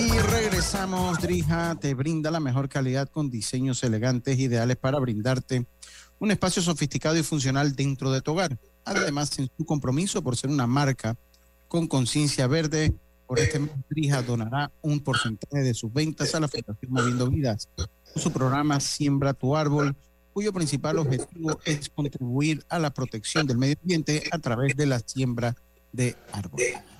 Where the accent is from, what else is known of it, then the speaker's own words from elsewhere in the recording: Panama; como panameño